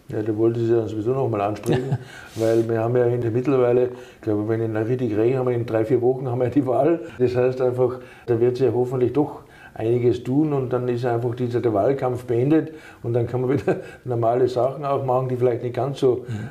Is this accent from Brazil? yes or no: no; Austria; now in Germany; einen Migrationshintergrund haben, so wie ich, ich komme aus Österreich